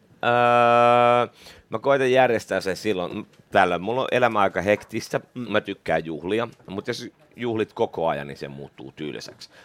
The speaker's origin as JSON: {"language": "Finnish", "town": "Espoo", "region": "Uusimaa", "country": "Finland", "tie": "born or raised there", "also_born_or_lived": "Vuosaari, Helsinki / Töölö, Helsinki", "said": "Sitten mä harhauduin espoolaiseksi. Mä olin äh, alaasteen Laajalahdessa, yläasteen pohjois no. yläasteen laaja. Tota, eli Espoossa noin kouluajat, teini, no. teiniajat"}